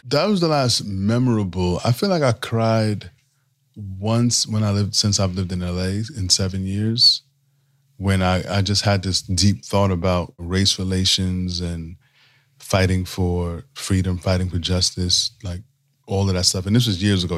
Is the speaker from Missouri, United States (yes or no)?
no; New York City, New York, United States; moved away as an adult; I grew up in New York City